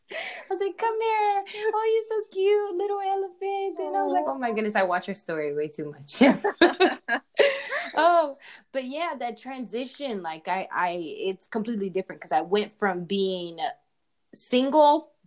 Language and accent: English; Oakland, California, United States; So I was raised in Oakland and in Southern California. So that's where I was raised. I'm a Bay Area child.